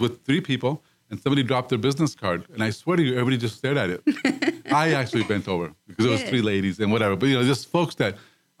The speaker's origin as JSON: {"language": "English", "town": "Dallas", "region": "Texas", "country": "United States", "said": "I'm a big fan, and because I came from Dallas."}